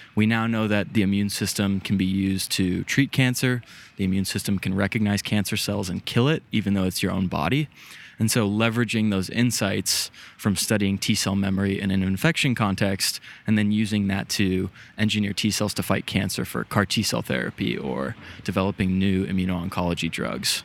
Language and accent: English; San Diego, California, United States; moved away; growing up, I, I'm from San Diego originally